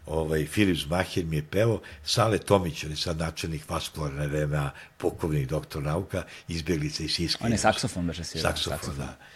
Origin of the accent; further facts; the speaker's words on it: Belgrade, Serbia; mi smo iz Beograda